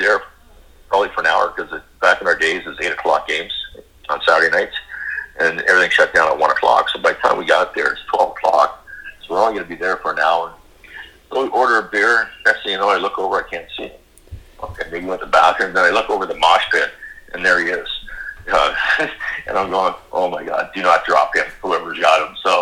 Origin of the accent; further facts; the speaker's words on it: Kingston, Ontario, Canada; good friends of my parents growing up in Kingston